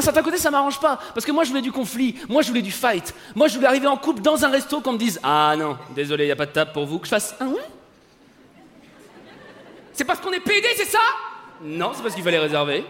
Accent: France; je suis français

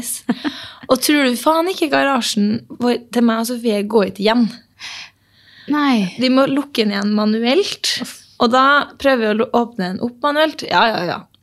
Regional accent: Norway; vi er norsk

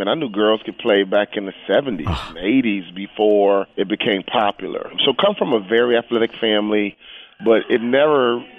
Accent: Chicago, Illinois, United States; I grew up in Chicago. I'm a city kid. But my mom and dad were from the South.

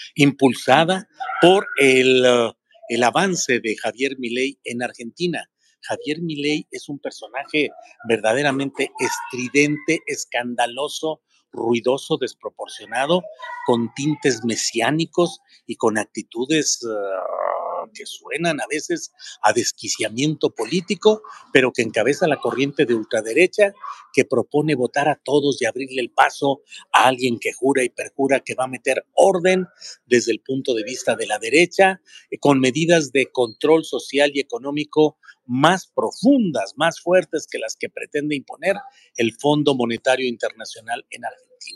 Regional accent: Torreón, Coahuila, Mexico; Torreón, Coahuila, mi tierra natal

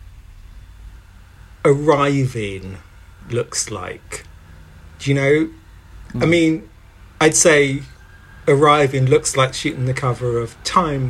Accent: London, United Kingdom; Our families are from Ghana. Both grew up in London

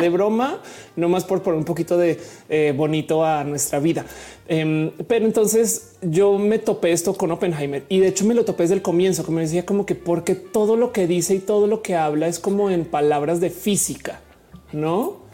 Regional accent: Colombia; now in Mexico; soy colombiana, vivo en México

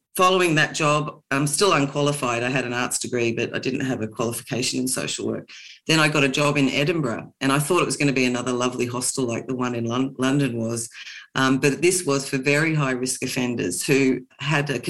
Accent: Kilmore, Victoria, Australia; moved away as an adult; now in Glasgow, United Kingdom; Kilmore, I think, forever, which is the town I grew up in outside of Melbourne

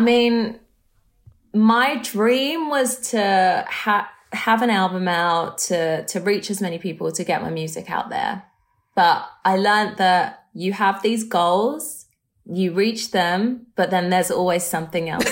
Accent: London, United Kingdom; I grew up in London

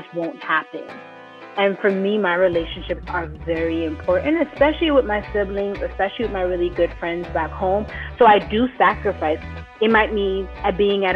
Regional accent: New York City, New York, United States; moved away as an adult; also born or lived in Middle East; now in Shanghai, China; I came from the Bronx where I pretty much spoke Spanglish

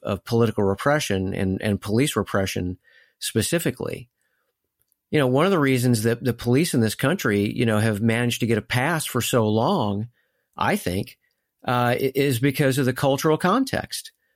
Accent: United States

